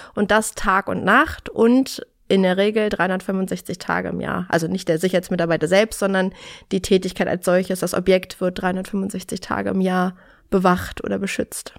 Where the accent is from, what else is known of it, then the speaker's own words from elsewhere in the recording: Berlin, Germany; bin in Berlin geboren und in Berlin bis heute geblieben